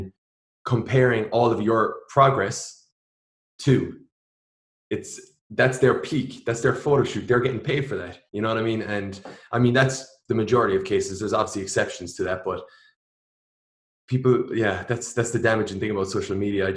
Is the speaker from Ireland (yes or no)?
yes; Ireland; now in United States; my home country, Ireland